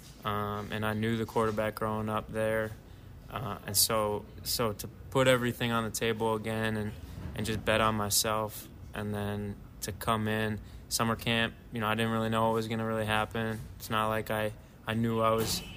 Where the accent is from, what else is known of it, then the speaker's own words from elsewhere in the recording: Deerfield, Illinois, United States; growing up in Chicago